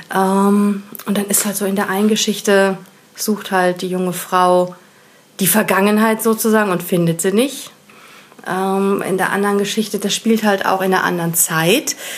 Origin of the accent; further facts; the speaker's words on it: Rhineland, Germany; ich als Rheinländerin habe es halt gehört, dass es nicht so der richtige äh, rheinländische Dialekt ist